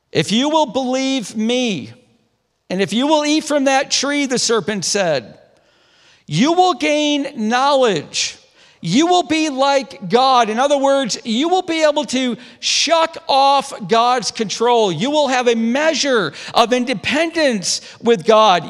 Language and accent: English; DeRuyter, New York, United States; moved away; I grew up outside of Syracuse, about twenty-five minutes, in a little town called DeRider